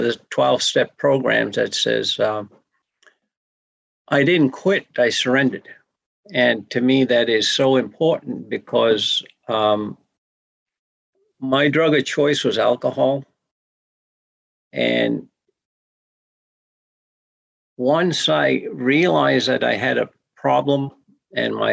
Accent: Pleasant Point, Maine, United States; I'm from Sebayeg, Pleasant Point, in down east Maine

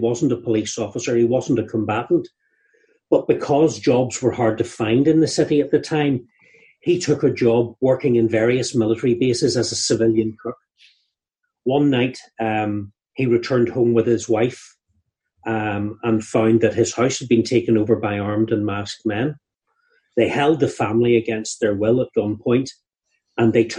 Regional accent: Northern Ireland, United Kingdom; When we were growing up in Northern Ireland

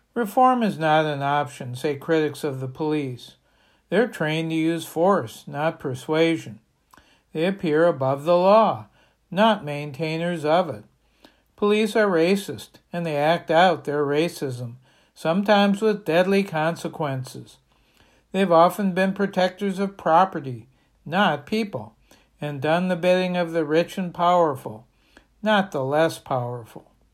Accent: Bangor, Maine, United States; my hometown of Bangor

